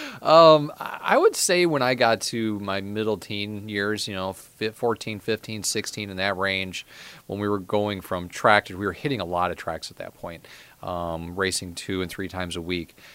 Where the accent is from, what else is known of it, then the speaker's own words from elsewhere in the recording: Midwest, United States; I was from the Midwest